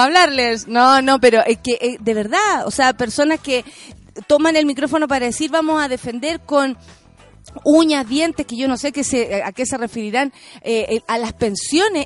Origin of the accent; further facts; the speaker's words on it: Chile; En mi país a las mujeres tanto, o en mi país no hay ley de aborto